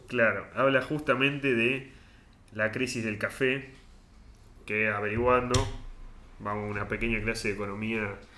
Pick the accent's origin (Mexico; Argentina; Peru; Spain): Argentina; nos describe acá los argentinos